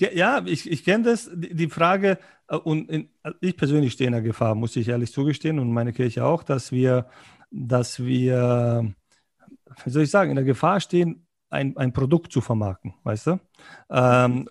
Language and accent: German; Berlin, Germany; moved away as an adult; also born or lived in former Yugoslavia; now in Munich, Germany; Ich bin, ich bin, Berliner